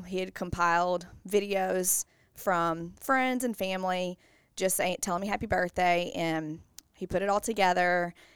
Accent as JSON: {"language": "English", "town": "Bossier City", "region": "Louisiana", "country": "United States", "tie": "born or raised there", "said": "I'm from Bossier, born and raised"}